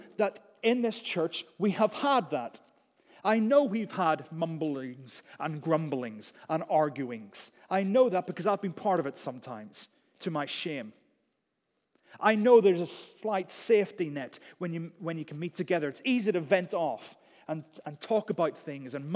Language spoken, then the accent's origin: English; United Kingdom; We're British.